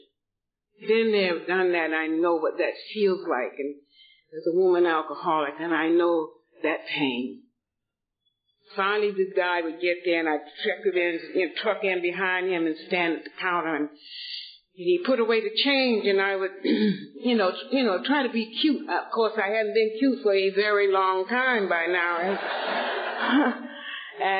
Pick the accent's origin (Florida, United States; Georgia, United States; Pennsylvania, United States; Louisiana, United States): Georgia, United States; Atlanta; moved away as an adult; also born or lived in Boston; now in Los Angeles, United States; I was born and raised in Atlanta, Georgia, in a very affluent family